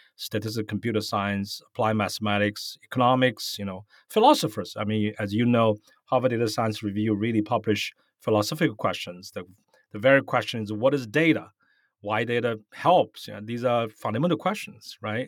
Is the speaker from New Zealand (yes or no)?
no; Shanghai, China; moved away as an adult; now in United States; Where I grew up, I grew up in China. I was born in Shanghai